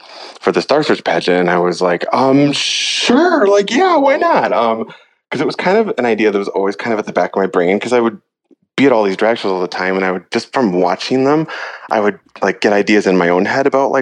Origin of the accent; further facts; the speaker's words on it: Iowa, United States; now in San Francisco, United States; I'm from Iowa